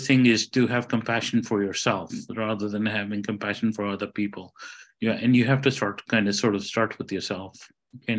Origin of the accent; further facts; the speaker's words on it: India; moved away; I'm Indian